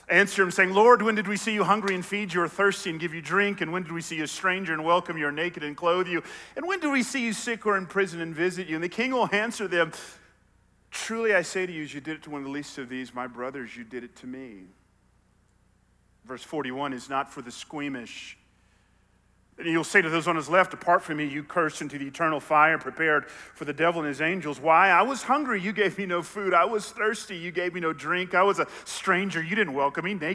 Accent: Bible Belt, Southern United States, United States; I grew up in the Bible Belt

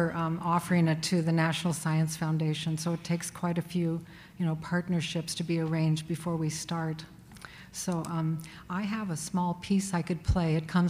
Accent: Alaska, United States; now in Oregon, United States; I'm Deghatan Dene from Alaska. Some call us Alaskan Athabascans. We also call ourselves the Caribou people.

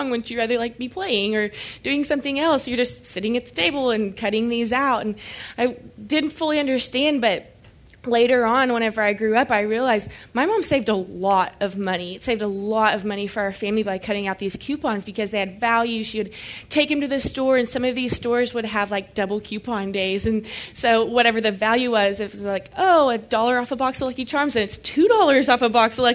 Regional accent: Oklahoma, United States; now in Dallas, United States; And I'm from Oklahoma, so it's a little bit different of a culture, small town Oklahoma, like a thousand people.

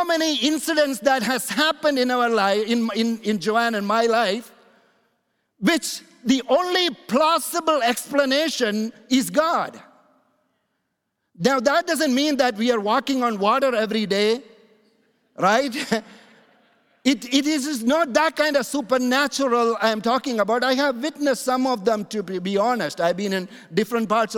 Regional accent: India; also born or lived in Canada; now in United States; I'm originally born in India

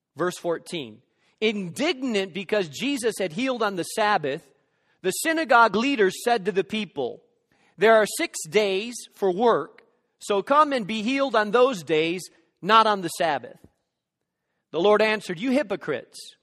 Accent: Gary, Indiana, United States; now in Chicago, United States; I was born in Methodist Hospital in downtown Gary.

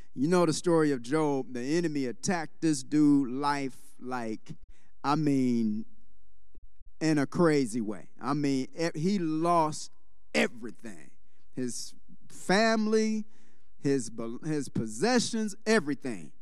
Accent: Detroit, Michigan, United States; moved away; I was born and raised in Detroit

